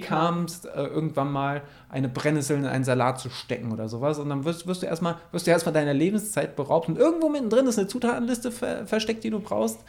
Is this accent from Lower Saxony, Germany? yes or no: no; Mettmann, North Rhine-Westphalia, Germany; In Mettmann, wo ich herkomme, heißt das Ding Blotschenmarkt